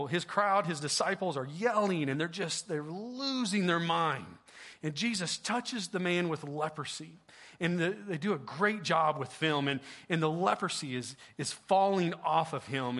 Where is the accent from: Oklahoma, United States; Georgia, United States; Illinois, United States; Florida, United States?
Oklahoma, United States; also born or lived in Sapulpa, Oklahoma; I'm from Oklahoma.